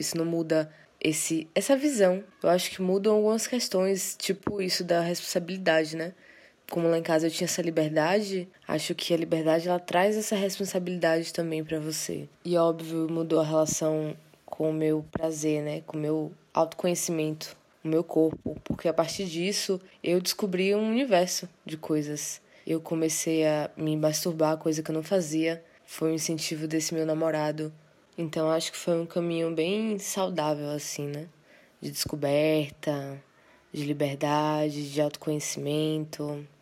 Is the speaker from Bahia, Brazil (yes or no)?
yes; interior of Bahia, Brazil; also born or lived in Salvador, Bahia; sou de Salvador, Bahia, mas cresci no interior. Passei boa parte da minha vida lá, inclusive minha adolescência